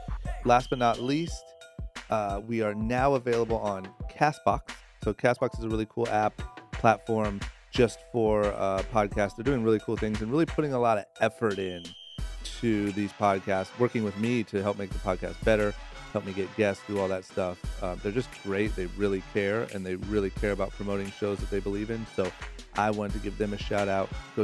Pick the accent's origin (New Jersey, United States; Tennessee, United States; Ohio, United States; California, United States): Ohio, United States; Maurice grew up in my hometown of Ohio. He's from Youngstown, not far from where I'm from